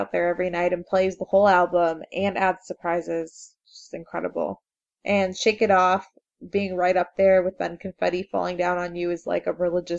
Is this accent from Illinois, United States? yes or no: yes; Chicago, Illinois, United States; born or raised there